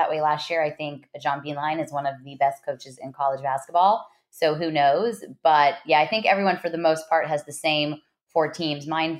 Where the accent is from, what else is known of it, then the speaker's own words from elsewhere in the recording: Los Angeles, California, United States; I am an LA Dodgers fan as I grew up in Los Angeles.